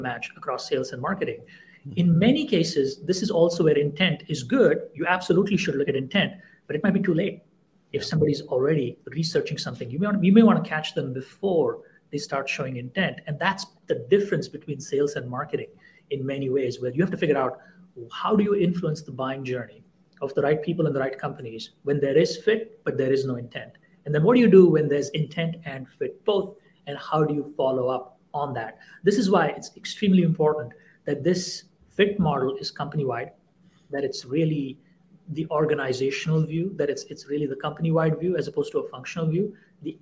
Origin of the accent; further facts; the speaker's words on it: India; moved away; I grew up in India in the 80s and 90s